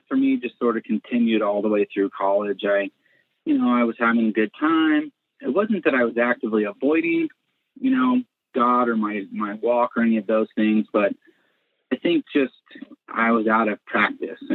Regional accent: Colorado Springs, Colorado, United States; I grew up in Colorado Springs, Colorado, okay. in a Christian home

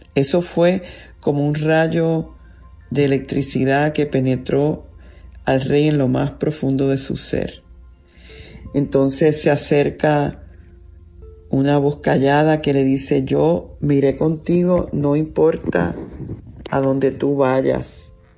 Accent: Puerto Rico; yo soy una mujer, soy una puertorriqueña, soy una ministro, soy madre

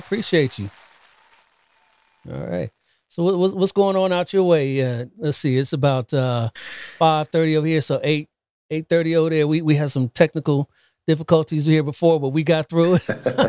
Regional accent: Columbus, Ohio, United States; moved away; I'm originally from Columbus.

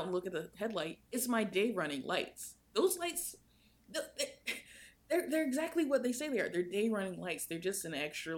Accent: United States; I'm American

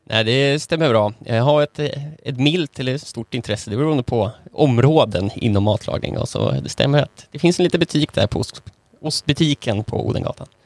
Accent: Finland; moved away; also born or lived in Sweden; Jag jag är ju född finsk va

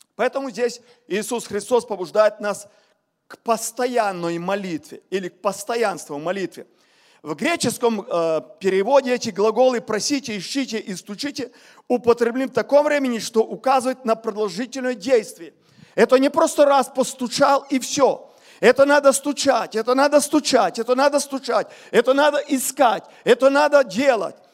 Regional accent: Ukraine; я с Украины говорю

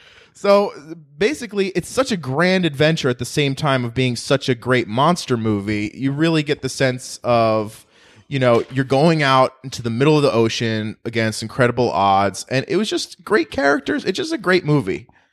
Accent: New Jersey, United States; I grew up in New Jersey

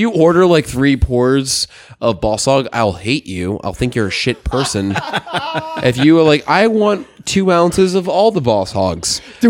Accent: Washington, District of Columbia, United States; I'm an American. I was born in D.C.

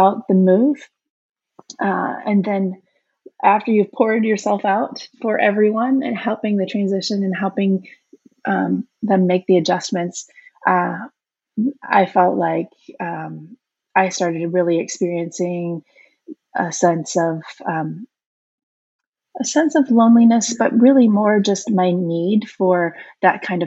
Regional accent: Midwest, United States; moved away as an adult; also born or lived in Chicago, Illinois; now in Austin, United States; we are from the Midwest and had lived there all our lives.

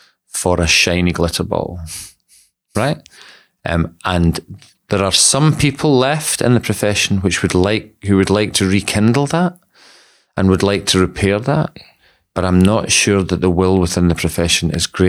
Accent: Scotland, United Kingdom; And so I'm from Scotland, and not a lot of people appreciate that because my accent is so homogenous now.

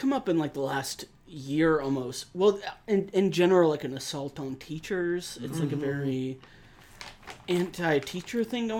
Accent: rural Missouri, United States; moved away; I still would have been from rural Missouri

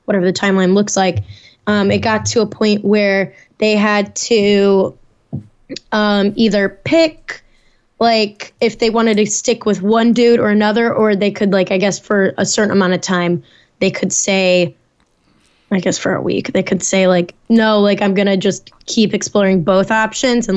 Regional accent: Naperville, Illinois, United States; moved away; my hometown of Naperville, Illinois

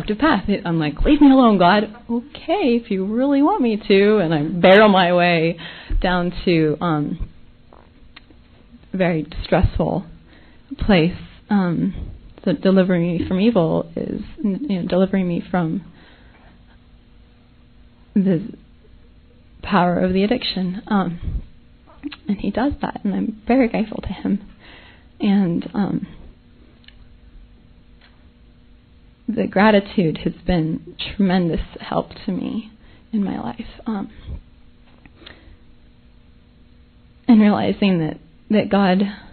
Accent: Nashville, Tennessee, United States; I'm from Nashville

